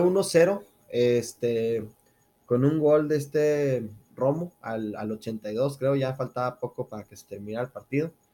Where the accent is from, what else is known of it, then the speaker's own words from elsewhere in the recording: Ciudad Juárez, Chihuahua, Mexico; no tengo un acento regio entonces, este, dirán, ¿qué onda con este, con este güey? Yo soy de Ciudad Juárez, Chihuahua